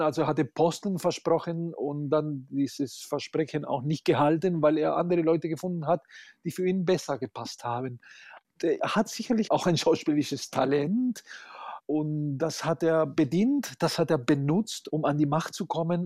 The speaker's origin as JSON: {"language": "German", "country": "Argentina", "moved": "yes", "lives_now": "Munich, Germany", "said": "als Argentinier habe ich"}